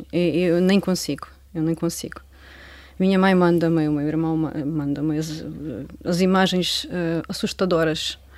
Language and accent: Portuguese; Ukraine; now in Portugal; Eu, eu gostava de visitar a minha terra anualmente.